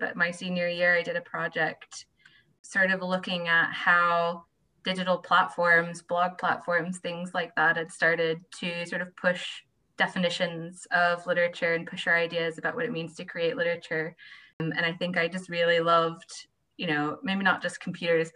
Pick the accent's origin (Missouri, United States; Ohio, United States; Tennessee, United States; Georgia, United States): Georgia, United States; Atlanta; moved away as an adult; also born or lived in Edinburgh / Glasgow; now in Falkirk, United Kingdom; I'm originally from Atlanta, Georgia